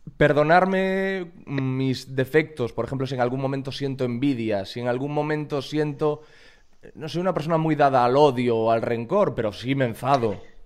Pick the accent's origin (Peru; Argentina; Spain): Spain; Corcubión, Galicia; yo soy de Corcubión, que es un pueblecito como Montiel